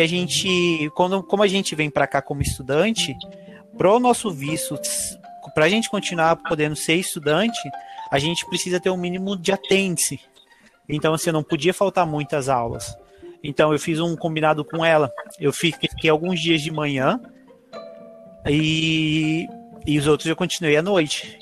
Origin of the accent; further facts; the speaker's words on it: Cuiabá, Mato Grosso, Brazil; moved away as an adult; now in Ireland; sou do Mato Grosso, Cuiabá. Eu vim para a Irlanda há uns três anos atrás